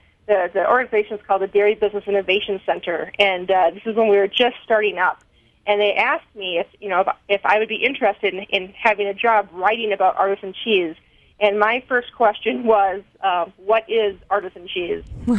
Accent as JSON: {"language": "English", "region": "Wisconsin", "country": "United States", "tie": "born or raised there", "said": "I'm from Wisconsin originally. Actually grew up on a farm, but we didn't milk cows."}